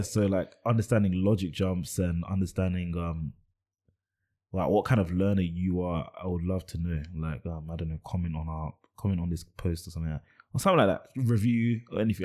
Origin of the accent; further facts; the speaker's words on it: United Kingdom; I'm British